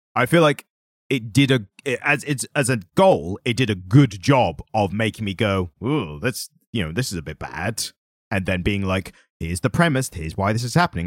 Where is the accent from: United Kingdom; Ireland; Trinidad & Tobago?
United Kingdom; we're always British and suave